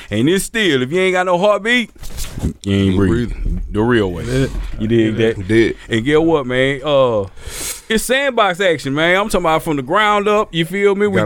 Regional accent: Purvis, Mississippi, United States; also born or lived in Natchez, Mississippi / Oak Grove; I was born in Natchez. That was my people from. Okay, but Purvis is where I grew up

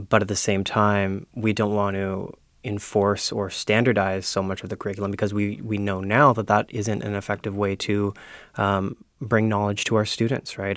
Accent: Ontario, Canada; moved away as an adult; now in Prince Edward Island, Canada; I'm from Ontario originally

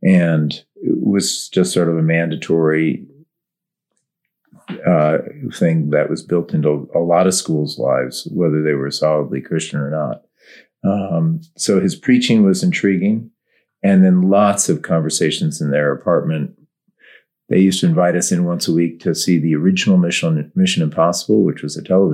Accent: Westport, Connecticut, United States; also born or lived in Windsor, Connecticut; I grew up in Westport, Connecticut, but the school was in Windsor, Connecticut

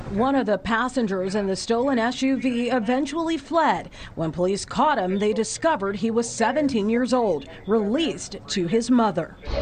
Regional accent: Miami, Florida, United States; I grew up in Miami. I was born and raised there.

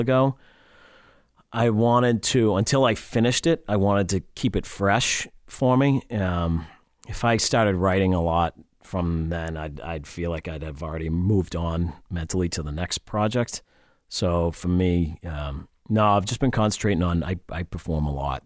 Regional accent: Brockton, Massachusetts, United States; also born or lived in Scituate, Massachusetts / Boston, Massachusetts; I'm actually originally from Brockton, Mass. Moved to Scituate in eighth grade, went to high school here

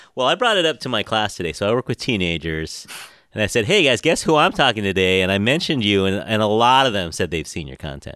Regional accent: San Francisco, California, United States; I was born here in San Francisco, grew up here

